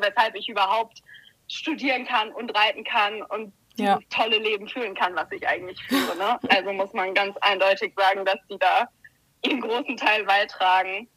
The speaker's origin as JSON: {"language": "German", "town": "Heidelberg", "region": "Baden-Württemberg", "country": "Germany", "moved": "yes", "said": "ich komme ursprünglich aus Heidelberg"}